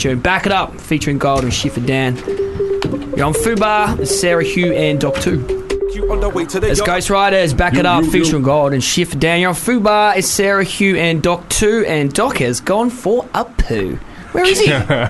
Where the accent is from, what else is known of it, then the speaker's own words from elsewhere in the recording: London, United Kingdom; No, my hometown's London, Bow, mate. E3.